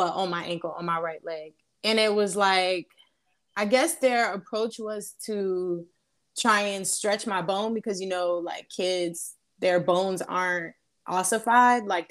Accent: Charleston, South Carolina, United States; also born or lived in Georgia; I am originally from Charleston, but I was born in Georgia

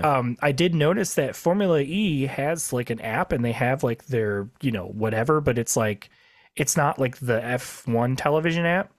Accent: Midwest, United States; we're from the Midwest

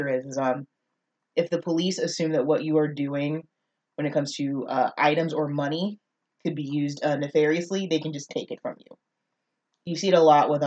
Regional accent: North Texas, United States; I'm from North Texas, where, you know, there are African Americans that are a little more, air quotes, hood than others.

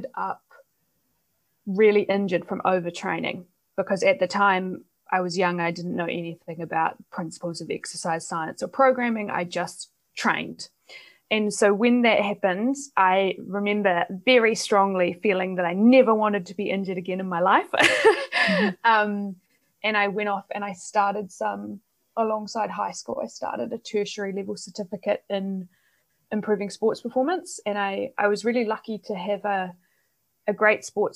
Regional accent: New Zealand; now in Netherlands; I'm originally from New Zealand, but I'm based in the Netherlands at the moment.

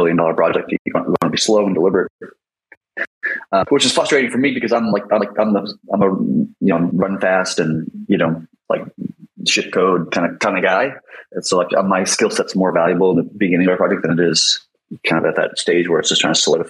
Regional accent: United States; I'm American

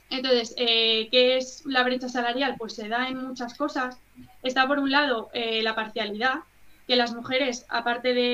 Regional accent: Madrid, Community of Madrid, Spain; Yo en concreto soy de Madrid

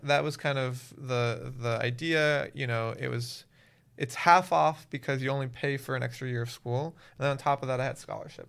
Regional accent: Miami, Florida, United States; moved away as an adult; also born or lived in Waltham, Massachusetts; I'm originally from Miami, Florida.

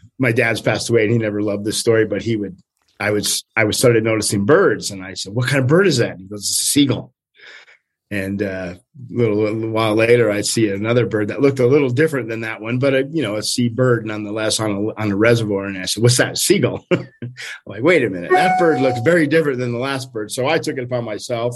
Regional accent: Stonyford, California, United States; also born or lived in East Coast, United States; We moved from the East Coast to Northern California when I was like 4 years old, so little guy. And we moved to a small town called Stony Ford in Northern California

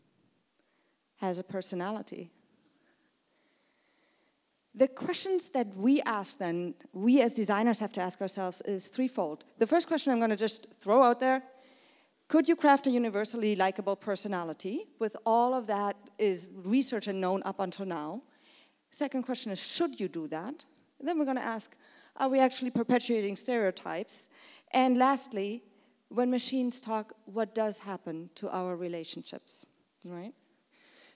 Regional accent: Germany; moved away as an adult; also born or lived in Brooklyn; I'm from Germany, but I work over there

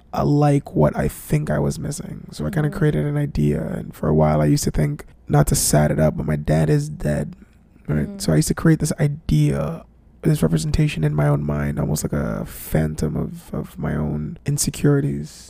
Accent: Jamaica; being a Jamaican

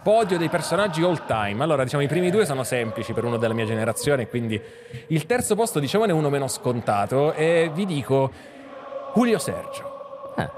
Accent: Sicily, Italy; io sono siciliano

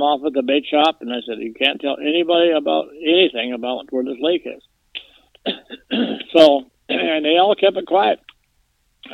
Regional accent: Mission Lake, Minnesota, United States; I was born and raised on Mission Lake

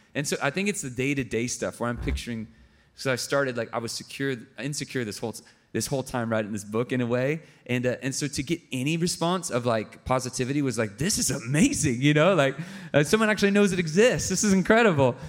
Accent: San Diego, California, United States; my hometown in San Diego

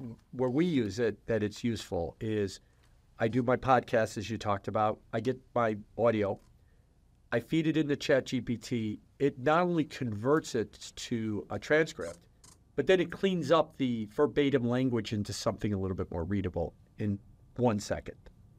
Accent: Chicago, Illinois, United States; Yeah, I'm from Chicago.

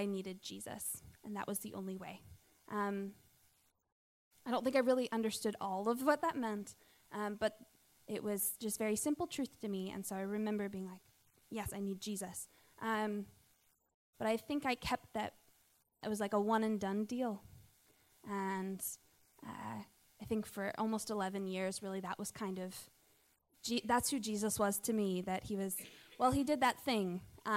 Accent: Pittsburgh, Pennsylvania, United States; moved away as an adult; I grew up in Pittsburgh, go Steelers, and I grew up in a Christian home

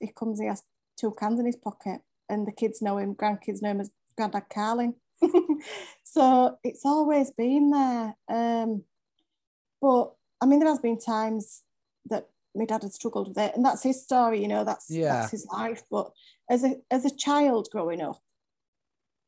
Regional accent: Leeds, Yorkshire and the Humber, United Kingdom; I'm from Leeds, in the UK.

